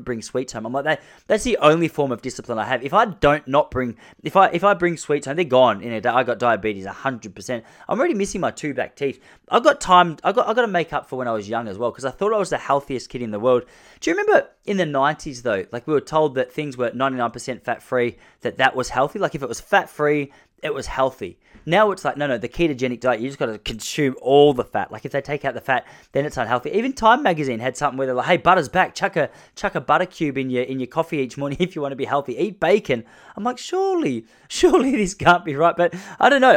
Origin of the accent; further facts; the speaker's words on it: Point Lonsdale, Victoria, Australia; my hometown in Point Lonsdale in Victoria, Australia.